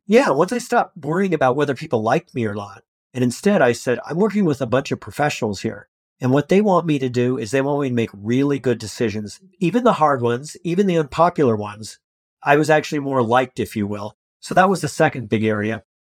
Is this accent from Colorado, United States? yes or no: yes; Colorado, United States; I grew up in a really rural part of Colorado